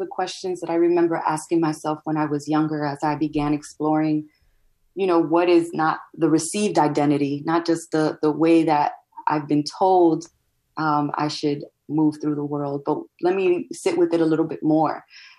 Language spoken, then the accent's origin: English; United States; accent: American; In the US, my accent and my skin color and my hair and just the cultural icons that I know or find important are not the same as what it seems like the mainstream lifts up. But then if I go to DR, like I'm the gringa cousin. I'm the one who has an American accent.